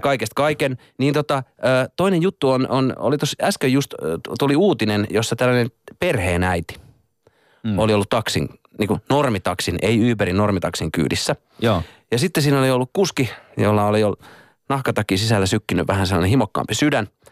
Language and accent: Finnish; Hollola, Päijät-Häme, Finland; moved away; mähän oon itse tota Hollalasta